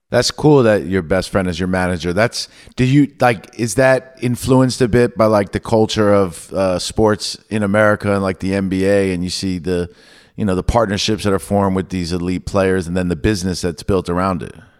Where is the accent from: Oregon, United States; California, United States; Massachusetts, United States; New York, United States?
New York, United States; I grew up in New York